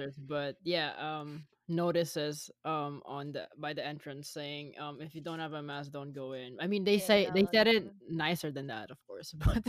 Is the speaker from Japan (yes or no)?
no; Manila, Metro Manila, Philippines; now in Canada; Growing up in Manila more than half my life